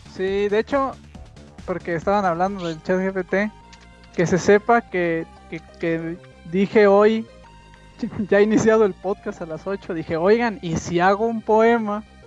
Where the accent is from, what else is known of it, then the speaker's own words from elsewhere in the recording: Michoacán, Mexico; De México o Michoacán